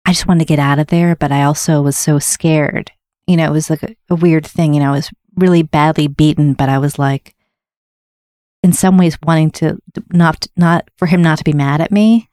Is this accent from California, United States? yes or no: no; Wayland, Massachusetts, United States; also born or lived in Newton, Massachusetts / Seattle, Washington; I was born in Newton, and then we moved to, to, um, Seattle. And we moved to this town called Wayland